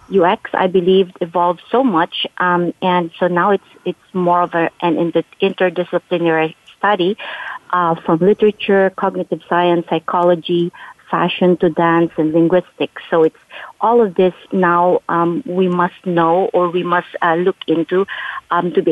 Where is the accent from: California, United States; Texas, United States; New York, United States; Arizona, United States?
California, United States; And because they know I'm from the Silicon Valley